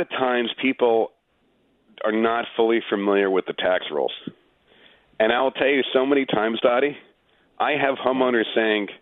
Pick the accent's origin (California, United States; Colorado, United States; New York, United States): New York, United States; Long Island; moved away as an adult; also born or lived in Manhattan, New York; now in Westchester, United States; I grew up in Long Island, then I lived in Manhattan, and now I'm in Westchester